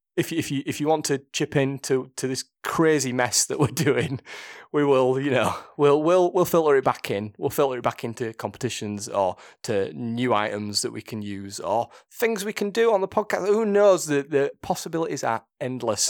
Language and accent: English; Yorkshire and the Humber, United Kingdom; accent: thick Yorkshire; my thick Yorkshire accent